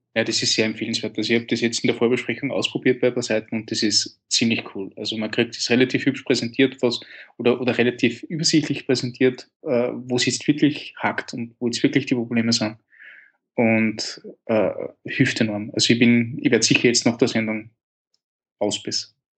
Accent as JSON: {"language": "German", "town": "Linz", "region": "Upper Austria", "country": "Austria", "tie": "born or raised there", "said": "in meiner Heimatstadt Linz"}